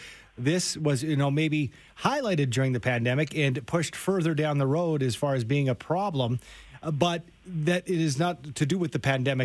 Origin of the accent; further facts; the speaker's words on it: Canada; as a Canadian